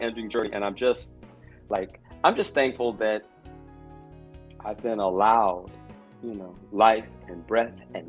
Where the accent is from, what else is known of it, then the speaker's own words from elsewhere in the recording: London, United Kingdom; moved away; also born or lived in New York / Philadelphia; I was born in London, okay? But eventually, all of those travels took me through New York and then to Philadelphia